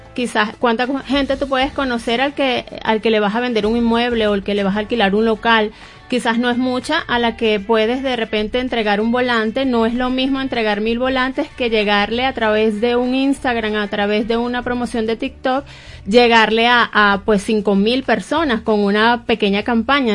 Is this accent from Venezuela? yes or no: yes; Barquisimeto, Lara, Venezuela; yo soy de Barquisimeto y yo leía El Informador